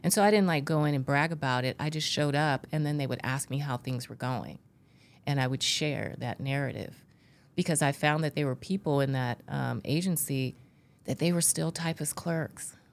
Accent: Bakersfield, California, United States; I grew up in California and I grew up in Bakersfield. Uh, for those in California, it's in the Central Valley

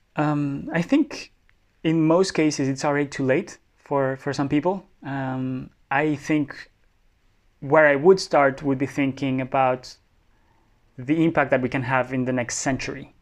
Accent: Bogota, Colombia; moved away as an adult; also born or lived in France; I was born in France, but grew up mostly in Bogota.

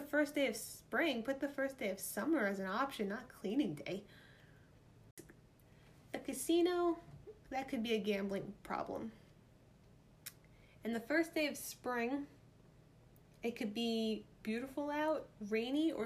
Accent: New York, United States; accent: New York; my New York accent just came out there

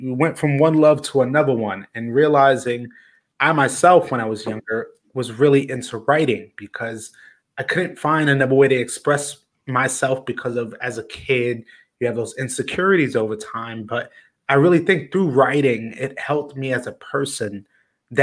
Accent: New York, United States; me growing up in New York

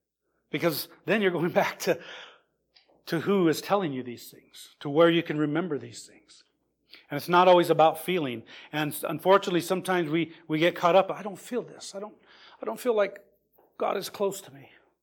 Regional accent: Lebanon; Well, I'm from Lebanon, where we have those beautiful cedars.

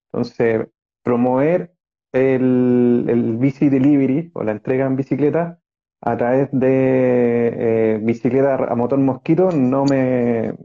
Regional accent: Chile; also born or lived in Venezuela; me vine para acá, entonces también hay muchas cosas entre racismo, clasismo y equidad de género que, me chocaron llegando a Chile, siendo chico, siete años

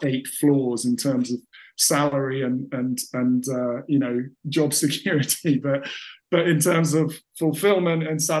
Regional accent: England, United Kingdom; I sound and am, to all intents and purposes, English.

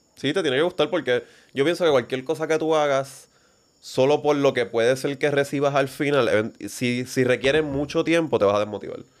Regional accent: Vega Alta, Puerto Rico; nosotros nacimos en Vegalta, Puerto Rico, middle class

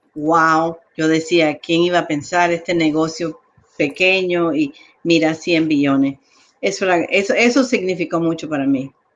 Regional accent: New York, United States; moved away as an adult; also born or lived in Colombia; now in Chicago, United States; me crié en Nueva York, llegué ahí a los seis años

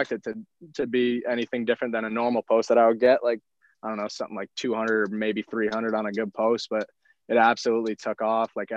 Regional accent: Mahwah, New Jersey, United States; moved away; I'm from Mahwah, New Jersey originally

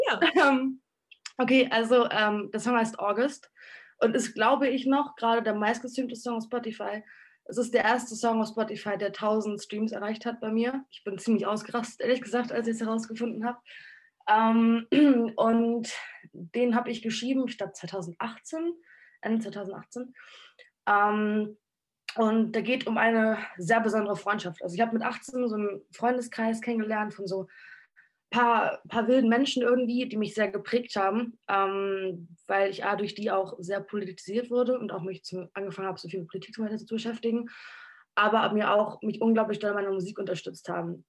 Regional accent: Hamburg, Germany; in der Schanze in Hamburg tatsächlich, wo ich aufgewachsen bin die meiste Zeit

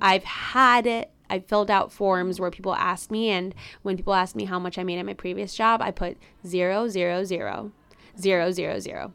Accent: Chicago, Illinois, United States; first language Spanish; English is a second language; I grew up in Chicago, Illinois, uh, in Humble Park, which is actually a Puerto Rican neighborhood.

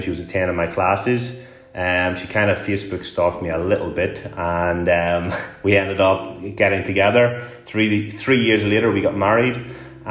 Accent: Newry, Northern Ireland, United Kingdom; moved away as an adult; also born or lived in Glasgow; my hometown of Newry in Northern Ireland

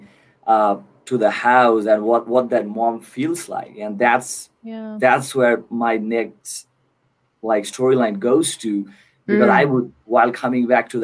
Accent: Kolkata, West Bengal, India; moved away; Born and raised in Kolkata, India

